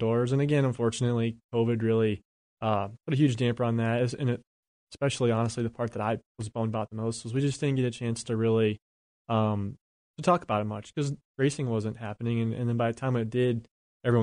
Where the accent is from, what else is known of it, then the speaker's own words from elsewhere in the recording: West Virginia, United States; moved away as an adult; now in Charlotte, United States; I grew up in West Virginia